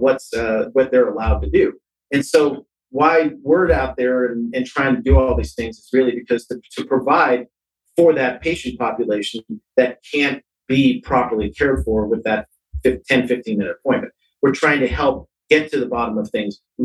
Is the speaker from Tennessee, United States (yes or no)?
no; San Francisco, California, United States; I was raised in San Francisco